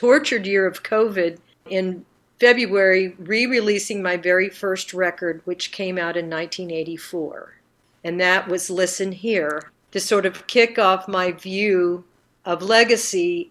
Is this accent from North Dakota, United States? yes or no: no; Arkansas, United States; we're both from Arkansas